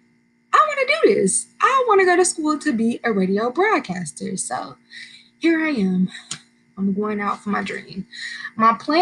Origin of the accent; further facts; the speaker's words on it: Bourbonnais, Illinois, United States; I am from Bourbonnais, Illinois. This is a little suburb about 60 miles south of Chicago